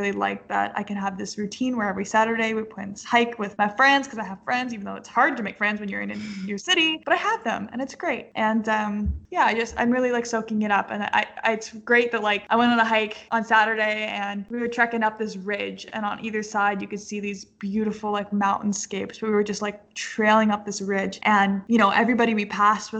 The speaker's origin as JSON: {"language": "English", "country": "Canada", "also_born_or_lived": "British Columbia", "moved": "yes", "lives_now": "Denver, United States", "said": "I'm Canadian"}